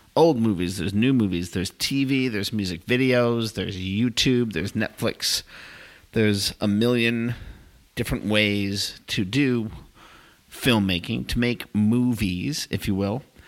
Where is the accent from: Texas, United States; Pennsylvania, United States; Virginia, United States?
Texas, United States; Houston; I was born in Houston